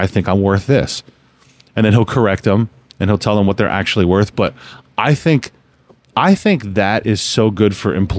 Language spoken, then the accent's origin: English; New Jersey, United States; I was born and raised in New Jersey. I was born and raised up here